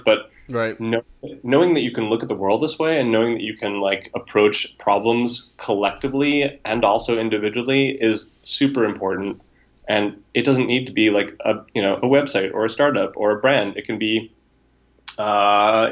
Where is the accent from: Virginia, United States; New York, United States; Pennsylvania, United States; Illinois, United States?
New York, United States; moved away as an adult; also born or lived in West Coast; being a New Yorker